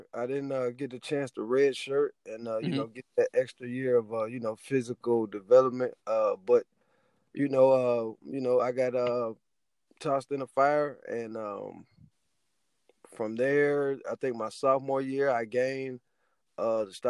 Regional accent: Youngstown, Ohio, United States; I'm from Youngstown, Ohio. It's about an hour from Cleveland, about 3 hours from Columbus, our state capital.

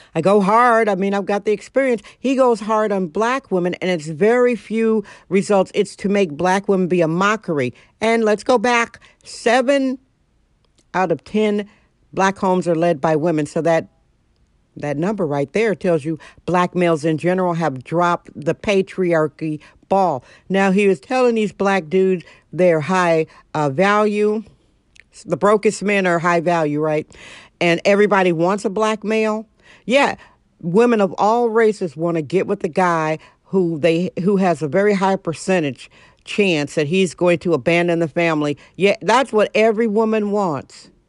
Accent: Milwaukee, Wisconsin, United States; moved away; also born or lived in San Francisco; I'm originally from Milwaukee, Wisconsin

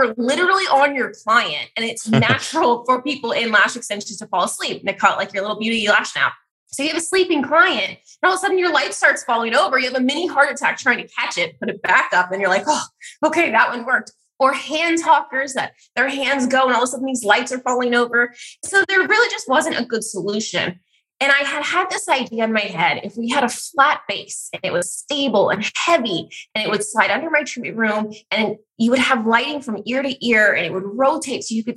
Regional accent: California, United States; I was from California

